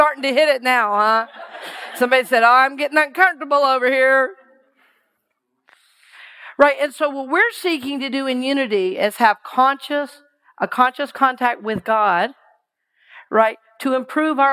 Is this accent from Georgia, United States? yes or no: yes; Georgia, United States; moved away as an adult; also born or lived in Seattle; I grew up in Georgia